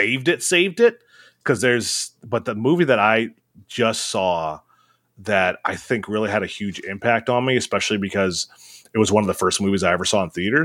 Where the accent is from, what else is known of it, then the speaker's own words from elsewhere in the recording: Michigan, United States; I'm from Michigan.